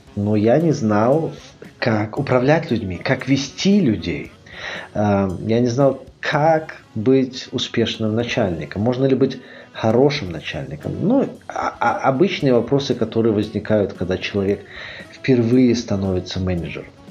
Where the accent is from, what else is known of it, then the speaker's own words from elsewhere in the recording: Minsk, Belarus; moved away as an adult; also born or lived in Dresden, Germany / Grenoble, France; Я родился в Минске.